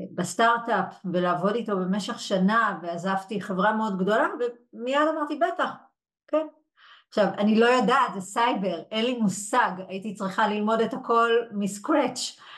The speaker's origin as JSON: {"language": "Hebrew", "town": "Yehud", "region": "Central District", "country": "Israel", "tie": "born or raised there", "also_born_or_lived": "Brussels", "said": "נולדתי וגדלתי ביהוד"}